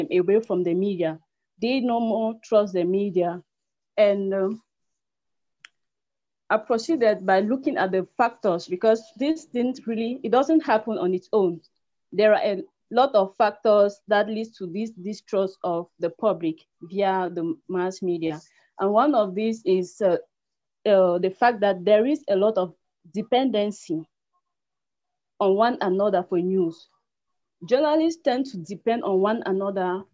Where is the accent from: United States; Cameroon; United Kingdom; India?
Cameroon; from Cameroon, the publisher of CNews 24